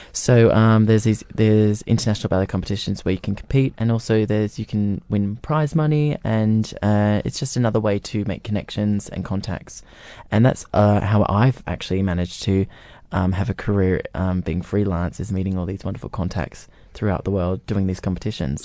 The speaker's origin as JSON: {"language": "English", "town": "Gold Coast", "region": "Queensland", "country": "Australia", "tie": "born or raised there", "moved": "yes", "said": "on the Gold Coast in my hometown."}